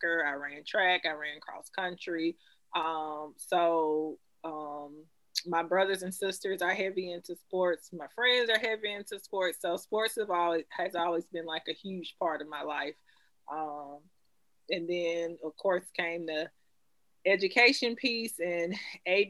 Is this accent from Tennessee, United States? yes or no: yes; Memphis, Tennessee, United States; now in Jacksonville, United States; I was born and raised in Memphis, Tennessee. I now live in Jacksonville, Florida